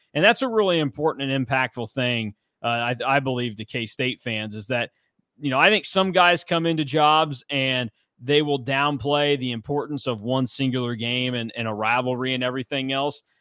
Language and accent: English; Hutchinson, Kansas, United States; my hometown of Hutchinson, Kansas